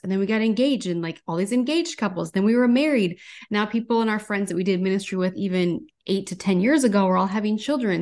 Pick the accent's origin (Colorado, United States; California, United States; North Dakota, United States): North Dakota, United States; now in Minneapolis, United States; I'm originally from North Dakota